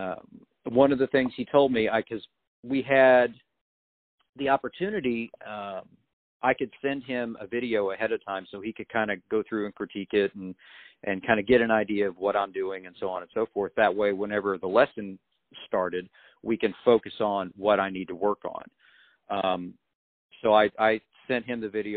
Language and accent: English; Illinois, United States; moved away as an adult; now in Nashville, United States; I came from Illinois, you know, big fish, you know, coming to Nashville